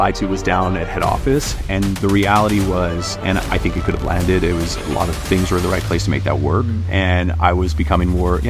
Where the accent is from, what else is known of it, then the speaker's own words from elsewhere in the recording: North Vancouver, British Columbia, Canada; Like, I grew up in North Van, and my dad's an Australian immigrant and my mom's French Canadian.